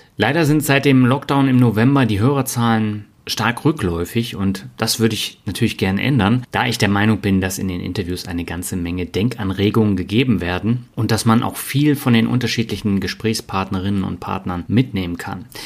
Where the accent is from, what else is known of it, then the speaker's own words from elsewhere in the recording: Berlin, Germany; also born or lived in Mannheim / Hamburg; now in Lübeck, Germany; Ich bin ja in Berlin aufgewachsen, habe in Mannheim äh, gewohnt, in Hamburg gewohnt und das war alles nicht so mein Ding und ich bin immer wieder zurück nach Lübeck